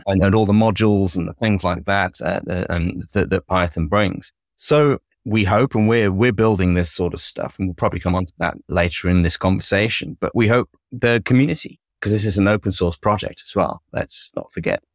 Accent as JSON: {"language": "English", "country": "United Kingdom", "said": "clearly I'm British"}